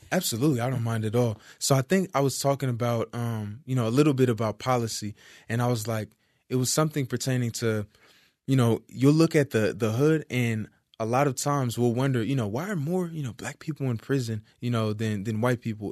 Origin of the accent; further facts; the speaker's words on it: Compton, California, United States; also born or lived in Hollywood, California / Fontana, California / Moreno Valley, California / Carson, California; I'm from Compton, California. Uh, I grew up around the borderline of Compton and Carson down the street